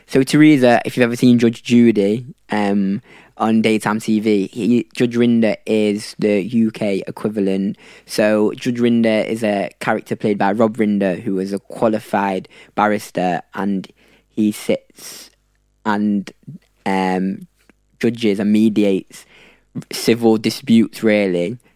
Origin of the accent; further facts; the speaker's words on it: Manchester, North West England, United Kingdom; moved away as an adult; now in London, United Kingdom; I was born and raised in Manchester